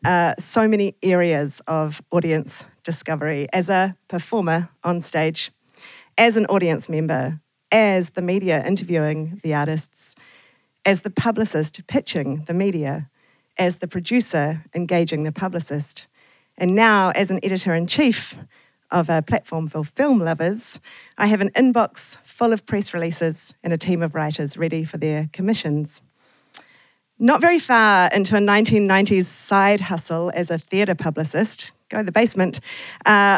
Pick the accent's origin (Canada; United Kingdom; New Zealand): New Zealand; Auckland; also born or lived in Lower Hutt / Naenae / Wellington / Christchurch; I then spent all of my school years in Papatoetoe.